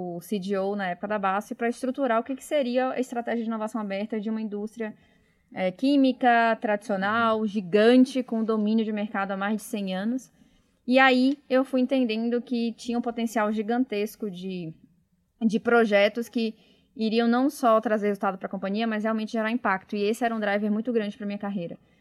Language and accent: Portuguese; Bahia, Brazil; moved away as an adult; now in São Paulo, Brazil; Pelo meu sotaque, vocês podem ver que eu não sou de São Paulo, então eu formei em Salvador, na Bahia, na Federal, vim para São Paulo